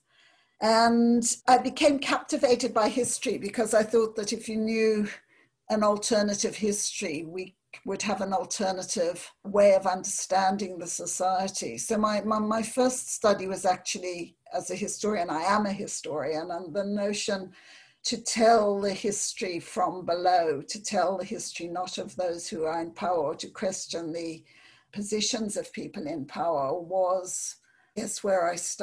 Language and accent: English; South Africa; I grew up in South Africa in the period of apartheid, in a very segregated society